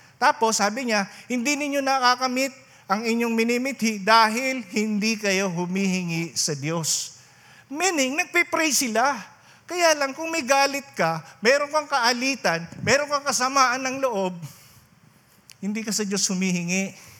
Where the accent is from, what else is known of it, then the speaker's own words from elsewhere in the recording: Rinconada, Bicol Region, Philippines; doon sa amin sa Rinconada